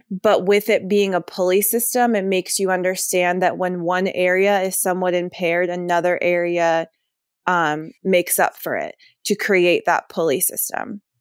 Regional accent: Virginia, United States; born or raised there

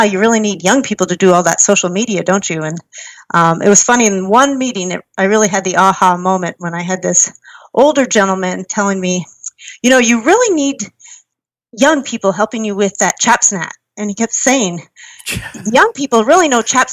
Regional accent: Kingsville, Ontario, Canada; I grew up in Canada in a small town named Kingsville in southern Ontario

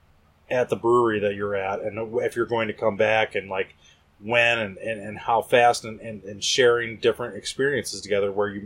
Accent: Northwest Indiana, United States; also born or lived in San Diego / Chicago; I'm from Northwest Indiana

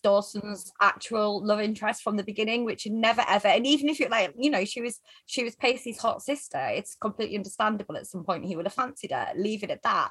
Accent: the north of England, United Kingdom; we grew up in Northern England and it's industrial

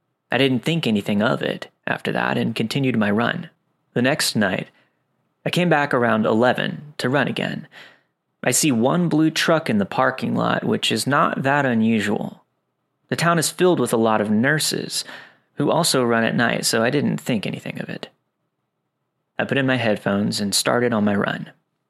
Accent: Ripley, Mississippi, United States; Back in 2010, I was still living in my hometown of Ripley, Mississippi. This is a very small town of around 4,000 people.

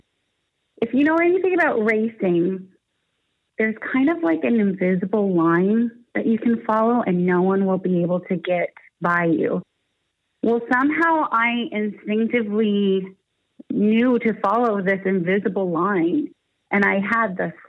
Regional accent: Niagara Falls, Ontario, Canada; also born or lived in Toronto; I was born and raised in Niagara Falls, Ontario, Canada, and that's where I live today

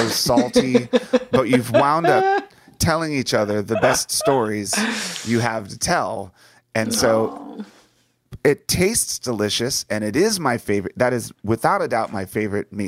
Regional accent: D.C., Virginia, United States; moved away as an adult; also born or lived in Los Angeles; where I grew up in Virginia, just outside of Washington, D.C.

